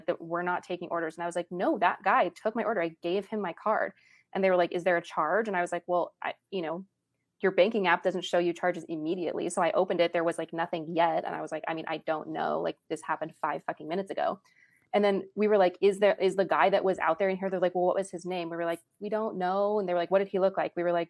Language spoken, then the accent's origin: English; San Diego, California, United States; San Diego.